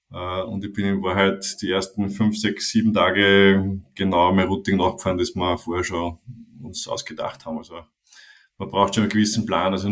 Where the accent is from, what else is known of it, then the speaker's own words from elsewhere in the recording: Austria; wo du ja, schnell mal in so einen Schlendrian reinkommst, wie wir als Österreicher sagen.